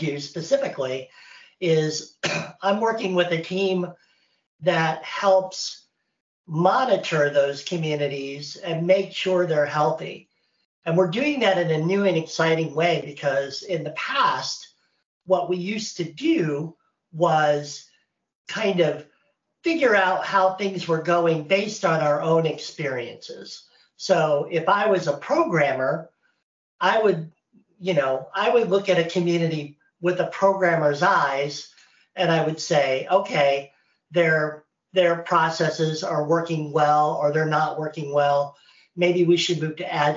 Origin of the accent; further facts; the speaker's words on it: Indiana, United States; moved away as an adult; now in North Carolina, United States; I live in North Carolina in the United States. I am from Indiana. And so this is my first time living away from there.